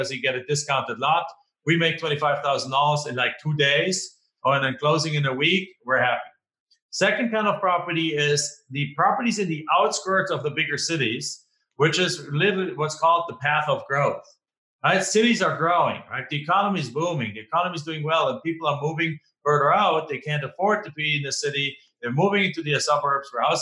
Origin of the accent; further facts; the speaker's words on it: Germany; English is a second language; moved away as an adult; now in United States; I'm not originally from here. Right? I'm originally from Germany, live in the United States now for 20 something years.